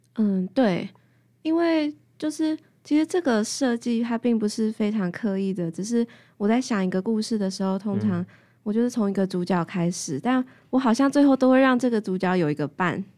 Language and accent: Chinese; Taoyuan, Taiwan; 我桃园，桃园人，对。桃园人的孩子有泥土的回忆。因为我们家是在郊区哦，然后我外婆有菜园